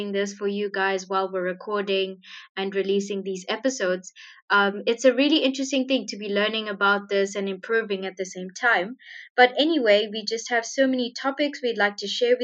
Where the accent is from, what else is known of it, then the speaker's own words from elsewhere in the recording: Sri Lanka; now in Zimbabwe; I do live in Zimbabwe in Southern Africa, but I am originally from Sri Lanka